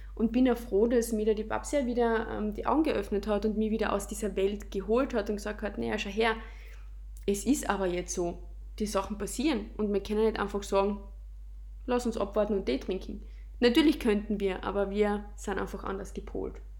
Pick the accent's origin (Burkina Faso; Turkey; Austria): Austria; in unsere Heimat